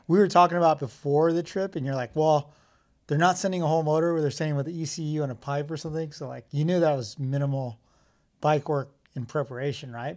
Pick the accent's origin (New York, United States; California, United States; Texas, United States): California, United States; Southern; we're from Southern California